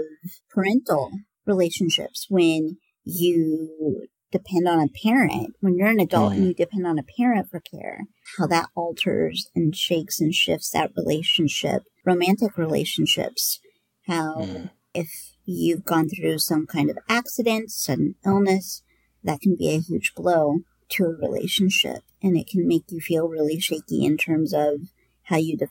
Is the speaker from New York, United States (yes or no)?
no; Southwest Iowa, United States; also born or lived in Nebraska; I grew up in Southwest Iowa